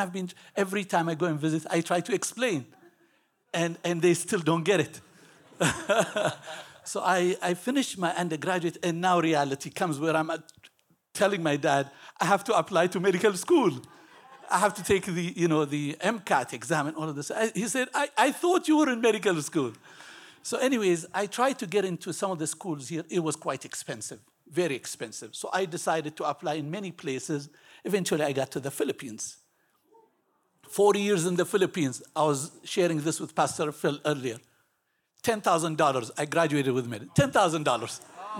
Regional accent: Ethiopia; moved away as an adult; I was born in Ethiopia. My parents come from originally from Yemen, a small country in the Middle East. I lived in Ethiopia for 18 years.

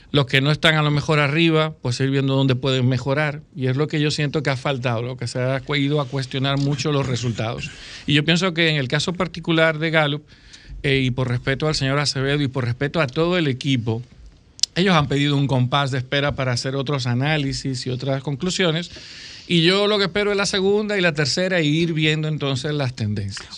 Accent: Dominican Republic; como dominicanos

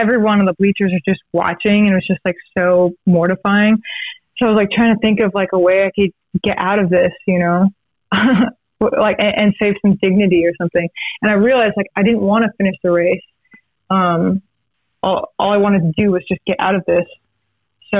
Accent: Texas, United States; if you're growing up in Texas

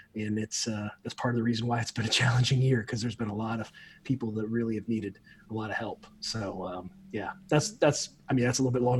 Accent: Midwest, United States; now in Florida, United States; When I was growing up in the Midwest, I live in Florida now. I've been down here for about 23 years.

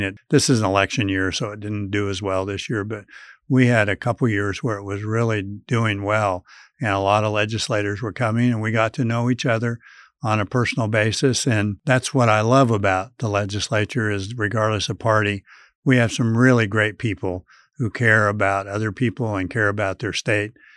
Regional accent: Colby, Kansas, United States; my hometown of Colby

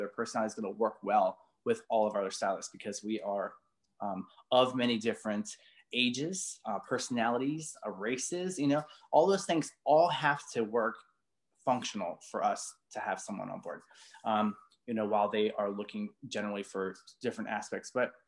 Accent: Baltimore, Maryland, United States; I came from Baltimore, worked behind a chair for like 10 years, and I came with zero.

